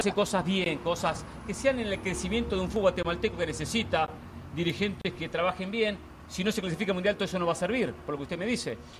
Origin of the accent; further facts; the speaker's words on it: Argentina; yo soy argentino